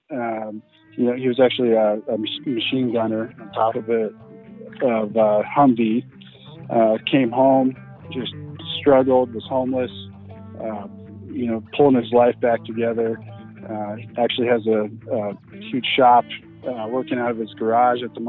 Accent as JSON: {"language": "English", "town": "Littleton", "region": "Colorado", "country": "United States", "tie": "born or raised there", "said": "I grew up actually down in Littleton, Colorado"}